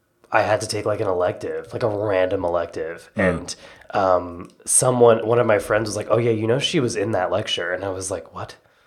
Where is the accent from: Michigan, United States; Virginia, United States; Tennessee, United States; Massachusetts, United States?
Tennessee, United States; Johnson City; now in New York, United States; I am from Tennessee, a little town called Johnson City that no one's ever heard